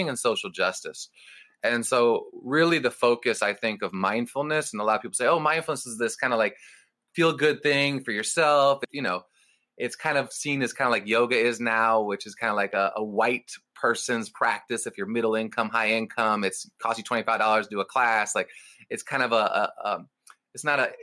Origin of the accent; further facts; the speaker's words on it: Berkeley, California, United States; when I was a 7-year-old growing up in Berkeley, California